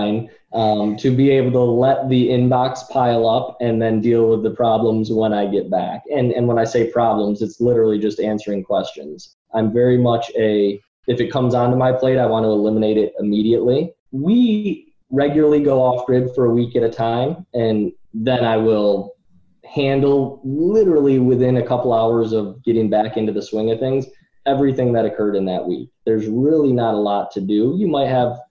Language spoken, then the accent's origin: English; Rochester, New York, United States; I'm from Rochester, New York